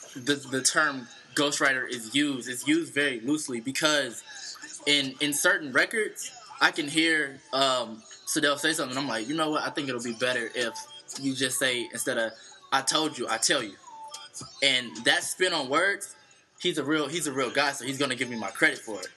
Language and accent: English; St. Louis, Missouri, United States; now in Atlanta, United States; I'm originally from St. Louis, Missouri.